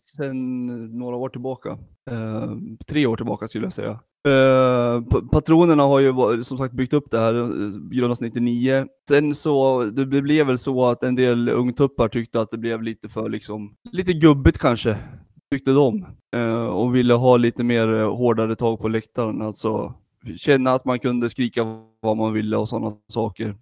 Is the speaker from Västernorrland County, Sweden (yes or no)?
yes; Sundsvall, Västernorrland County, Sweden; also born or lived in Gävle; Jag är född i Gävle Gud förbjude, och flyttade till Sundsvall som eh, femåring